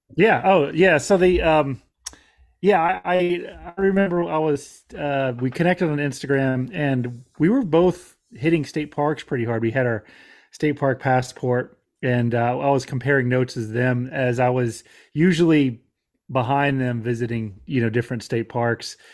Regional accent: Florida, United States; I'm a, a Florida native. I grew up in Florida.

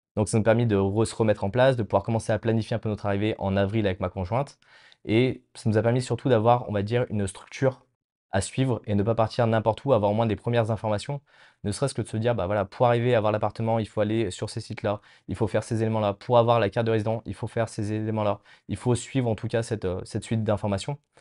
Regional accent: Lyon, Auvergne-Rhône-Alpes, France; moved away as an adult; now in Tallinn, Estonia; je viens de Lyon, d'une région qui est la gastronomie même

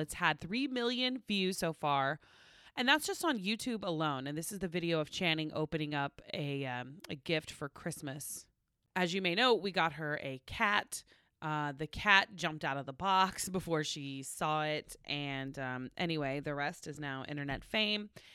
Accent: Oklahoma, United States; moved away; growing up in Oklahoma

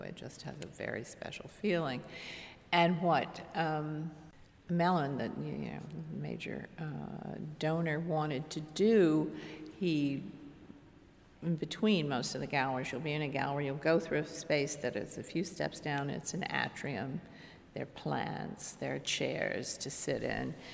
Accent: Washington, District of Columbia, United States; I was born and raised in Washington, D.C.

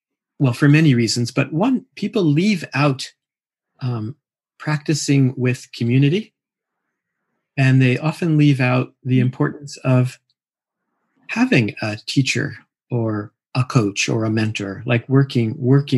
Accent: Mill Valley, California, United States; I sit with a group here in my hometown in Mill Valley

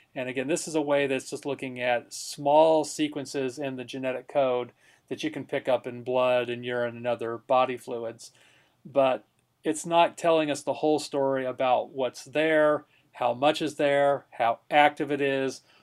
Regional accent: Connecticut, United States; moved away; my home state there. It's named after Lyme, Connecticut

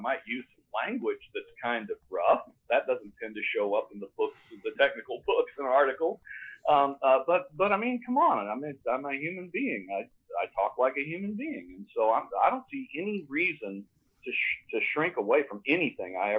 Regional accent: Tennessee, United States; moved away; I've lived here for a long time. I grew up in Tennessee

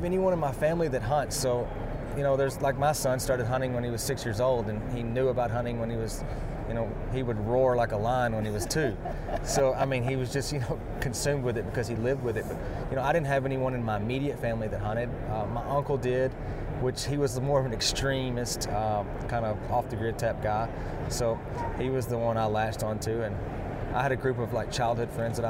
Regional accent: Texas, United States; I did. I'm still growing up in Texas.

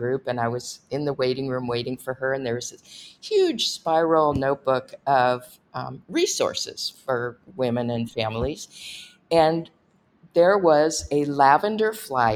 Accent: Los Angeles, California, United States; I grew up in Los Angeles

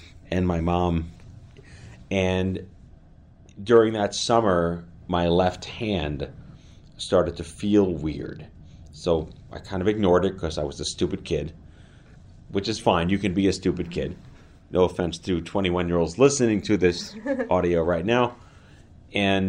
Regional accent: New York City, New York, United States; I grew up in New York City

